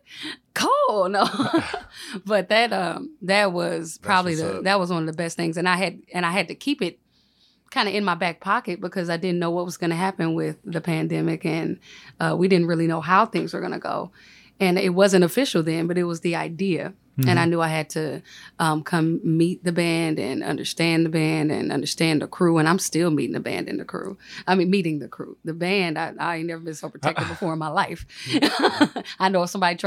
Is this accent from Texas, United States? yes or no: no; St. Louis, Missouri, United States; I'm from North County, St. Louis